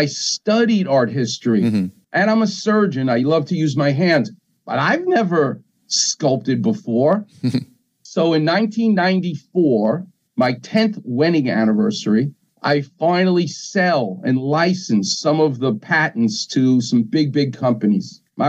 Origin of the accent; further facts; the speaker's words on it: New York, United States; I'm from New York